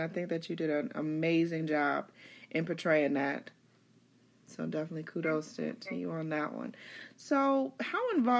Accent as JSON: {"language": "English", "region": "the South", "country": "United States", "said": "So I'm from the South, and so I didn't really know a lot about them personally."}